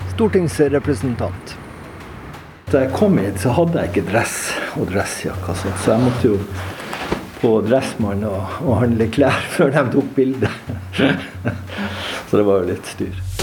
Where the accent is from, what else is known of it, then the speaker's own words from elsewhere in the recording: Andenes, Nordland, Norway; also born or lived in Hasvik; now in Sørøya, Norway; Jeg er jo opprinnelig fra Andøya, fra, fra Andes